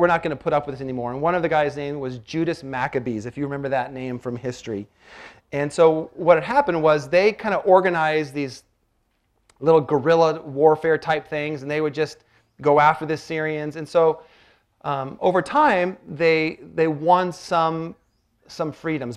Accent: Washington, United States; now in Malibu, United States; I grew up in Washington

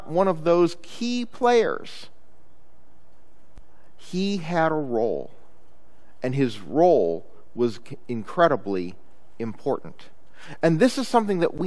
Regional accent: Chicago, Illinois, United States; when I was growing up in Chicago, my family liked to take driving vacations

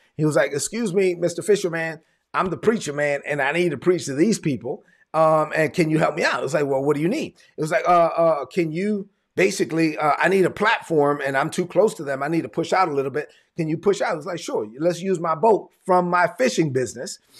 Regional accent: New York City, New York, United States; moved away; I'm from Brooklyn.

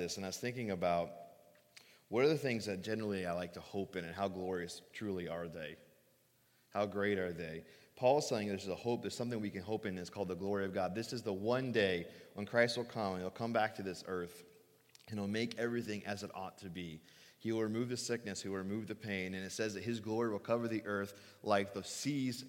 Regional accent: Phoenix, Arizona, United States; moved away; I grew up in Phoenix. I grew up in the desert

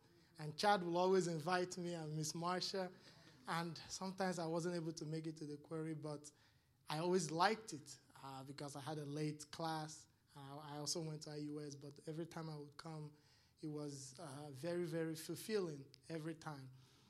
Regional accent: Nigeria; moved away; when I came here from Nigeria, it's very tough. It's very, very, very tough.

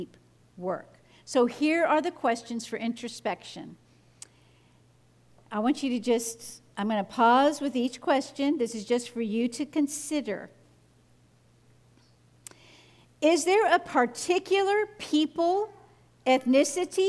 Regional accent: the South, United States; I grew up in the South, in the United States, where members of my family casually and regularly would use the N-word

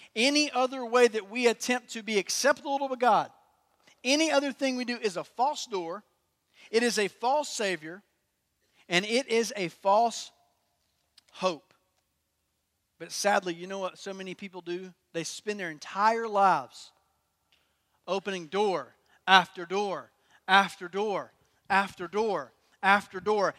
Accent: Durham, North Carolina, United States; I'm from Durham

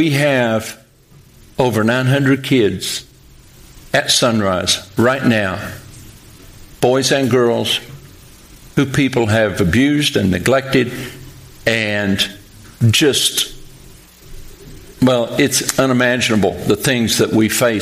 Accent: Pikeville, Kentucky, United States; moved away as an adult; now in Western Kentucky, United States; I'm from Pikeville, Kentucky

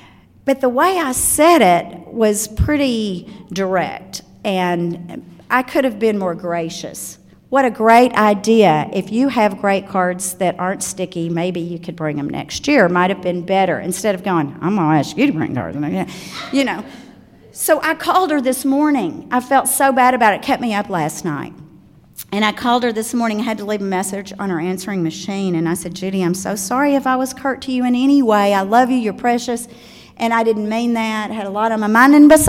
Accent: the South, United States; I'm from the South. We either don't finish our words or we put extra syllables in them.

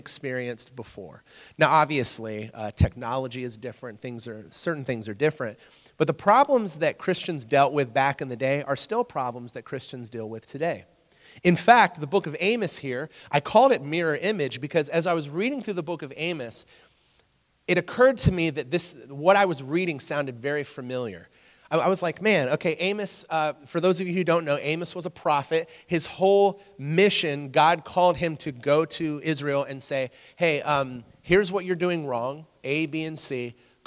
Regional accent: England, United Kingdom; moved away; When I grew up in England

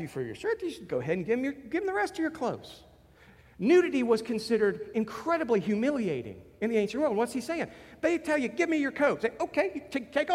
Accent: United States; I'm an American

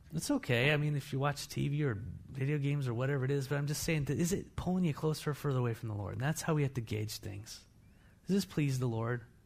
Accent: United States; I'm an American

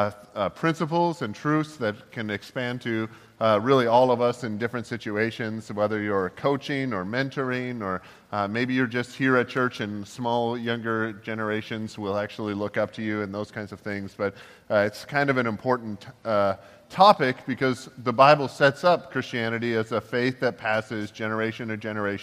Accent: Toronto, Ontario, Canada; we grew up in Toronto and in the Toronto area

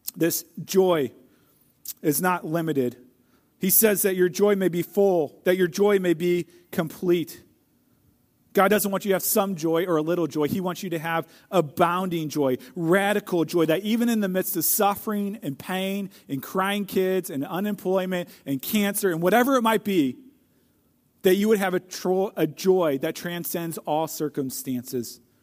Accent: St. Louis, Missouri, United States; I grew up in Saint Louis

